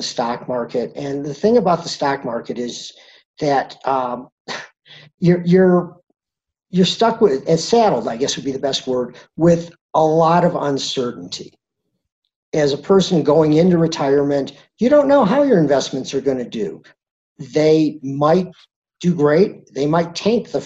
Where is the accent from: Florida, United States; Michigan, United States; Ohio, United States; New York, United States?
Michigan, United States; Detroit; also born or lived in Vail, Colorado; now in Denver, United States; I'm originally from the Midwest, from the Detroit area